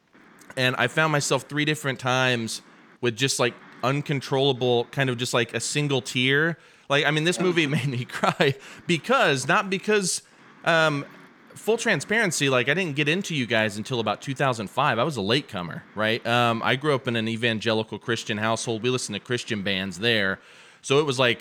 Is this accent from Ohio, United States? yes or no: no; Muncie, Indiana, United States; now in Lafayette, United States; I'm from Muncie, Indiana, which is 2 hours away from Lafayette, where I live now.